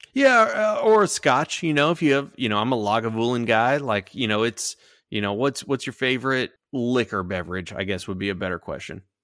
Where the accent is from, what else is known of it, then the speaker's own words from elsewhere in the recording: Houston, Texas, United States; we grew up in Houston